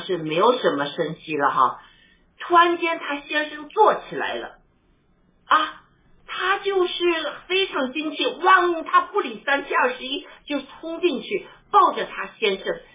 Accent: China; 我们中国人

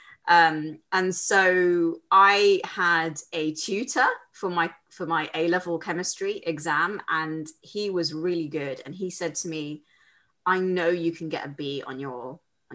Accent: London, United Kingdom; I live in London. I was born and brought up in London

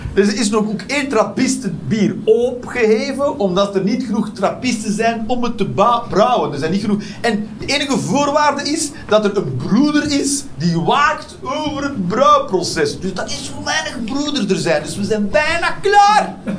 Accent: Westmalle, Flanders, Belgium; now in Netherlands; Ik, ik kom zelf van Westmalle. Daar ben ik opgegroeid

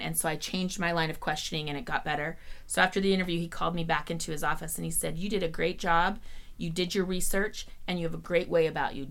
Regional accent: Salt Lake City, Utah, United States; I grew up in Salt Lake City, loved the Utah Jazz

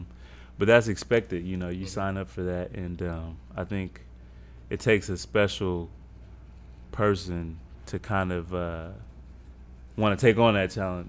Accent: Illinois, United States; I'm from Illinois, like, man. Yeah, cornfield

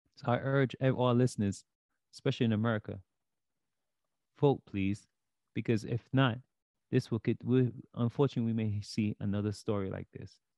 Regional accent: New York City, New York, United States; I grew up in Brooklyn

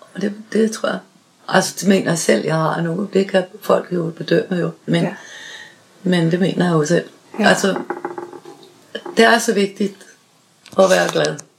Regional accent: Southern Jutland, Southern Denmark, Denmark; moved away as an adult; now in Rødovre, Denmark; Jeg er født i Sønderjylland

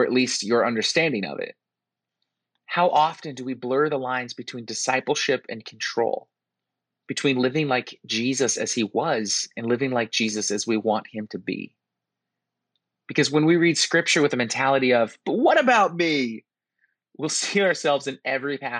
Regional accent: a small town outside of Seattle, Washington, United States; moved away as an adult; also born or lived in France / the South; I grew up in a small town outside of Seattle

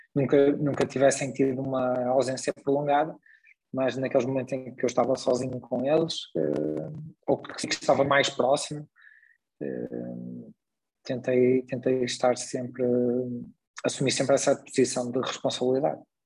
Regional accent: Braga, Norte, Portugal; also born or lived in Vila Nova de Gaia; vim muito novo morar para Braga, portanto vim com 4 anos para Braga, portanto, já basicamente sou um bracarense, considero-me um bracarense

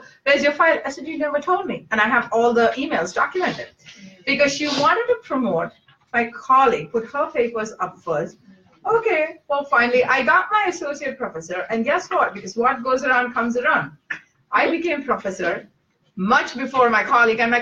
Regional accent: India; moved away; growing up in India

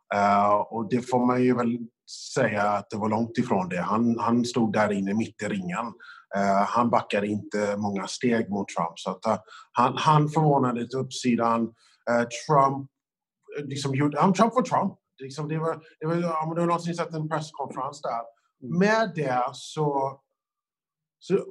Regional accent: United States; moved away; som amerikan

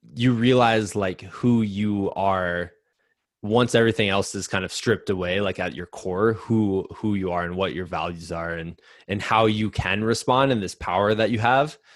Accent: United States; as an American

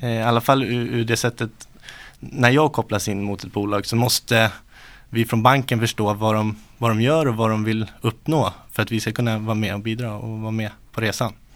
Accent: Uppsala, Uppsala County, Sweden; Uppsala, född och uppvuxen här.

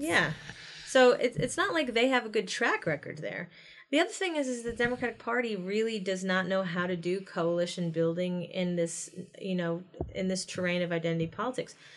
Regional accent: Ohio, United States; I come from Ohio in a red state, in red town

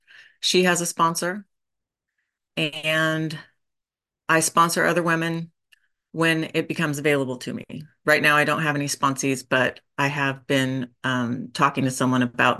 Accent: Boise, Idaho, United States; also born or lived in Oregon; I was born in Oregon and grew up in Boise, Idaho. Moved a lot, went to 9 different elementary schools

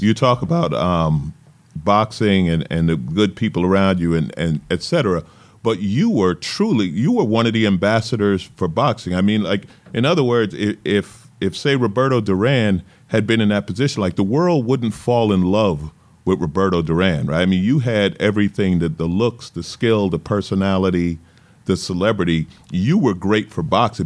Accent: New York, United States; I grew up in New York, and the East Coast

